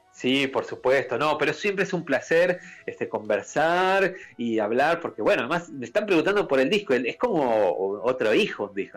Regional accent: Peru; also born or lived in Argentina; Yo soy de Perú

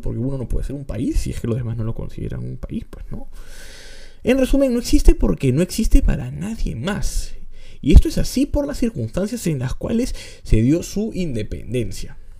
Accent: Peru

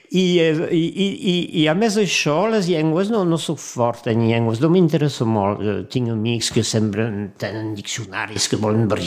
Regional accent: Perpignan, Occitania, France; also born or lived in Brest; now in Montpellier, France; A Montpellier, passa la meva joventut a Perpinyà, i però fa, fa anys i panys que, que visc a Montpellier, sí.

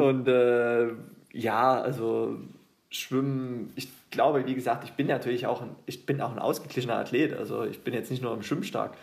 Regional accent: Döbeln, Saxony, Germany; now in Leipzig, Germany; Ich bin ja nicht mal gebürtiger Leipziger, ich komme ja ursprünglich aus Döbeln

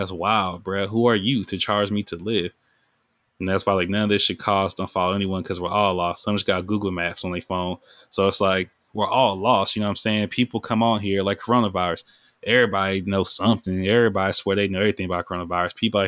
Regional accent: Sacramento, California, United States; I was raised in Iraq. Like, when people hear Iraq, that's just like, that's like a term for South Sac, because like, it's a war zone

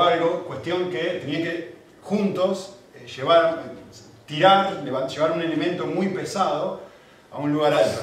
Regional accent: Argentina; now in Spain; Yo como argentino

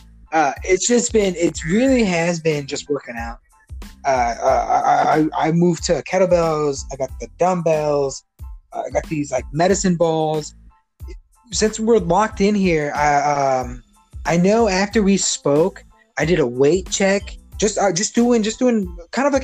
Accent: Chicago, Illinois, United States; Growing up in Chicago

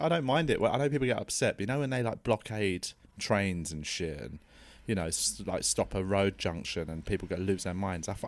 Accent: London, United Kingdom; I'm from South London, and I never thought I'd live north of the river

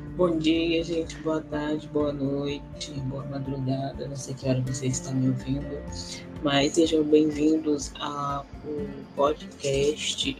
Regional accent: Brazil; nossas aqui do Brasil

